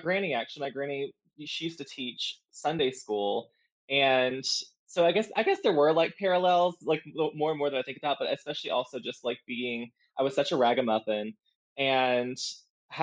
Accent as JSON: {"language": "English", "region": "South Georgia", "country": "United States", "tie": "born or raised there", "moved": "yes", "lives_now": "Florida, United States", "said": "I live in Florida. I grew up in South Georgia"}